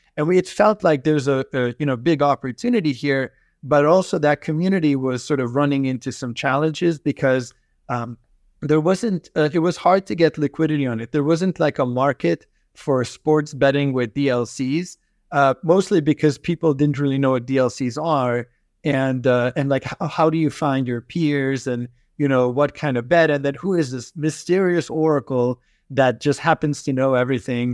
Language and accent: English; United States; also born or lived in Debrecen, Hungary / Boston, Massachusetts / Michigan; I was born in Hungary, a, in, in a smaller town called Debrecen, and we grew up in, uh, you know, Boston and Michigan.